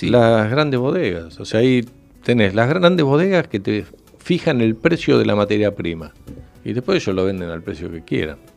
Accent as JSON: {"language": "Spanish", "region": "Buenos Aires", "country": "Argentina", "said": "Uno, yo vengo de Buenos Aires, entonces tenés, sos más dinámico en tomar decisiones"}